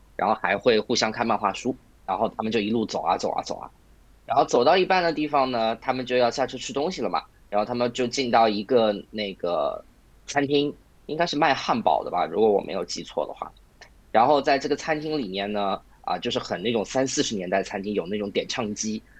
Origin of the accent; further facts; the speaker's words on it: China; 照我们中国人来说啊